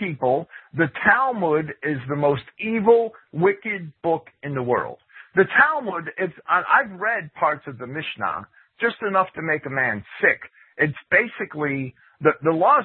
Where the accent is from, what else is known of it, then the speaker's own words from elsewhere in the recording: Jersey City, New Jersey, United States; I grew up in Jersey City